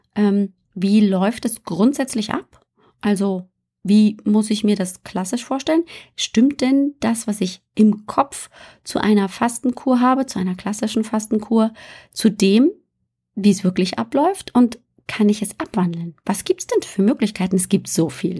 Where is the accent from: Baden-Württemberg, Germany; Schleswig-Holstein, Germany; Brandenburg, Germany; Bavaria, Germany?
Bavaria, Germany; moved away; also born or lived in northern Germany; ich bin in Bayern aufgewachsen.